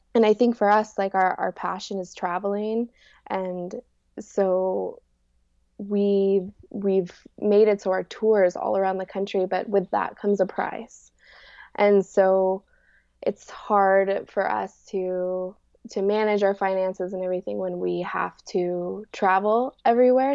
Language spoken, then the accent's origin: English; Rifle, Colorado, United States; I was born in Rifle, Colorado, and I live in my van now.